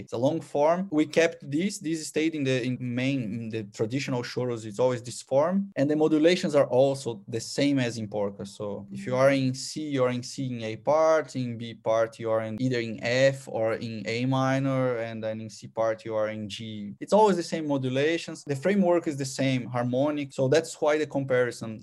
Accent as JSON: {"language": "English", "region": "São Paulo", "country": "Brazil", "tie": "born or raised there", "second_language": "English", "moved": "as an adult", "lives_now": "Austria", "said": "I was born in Sao Paulo, so in a huge metropole in South America"}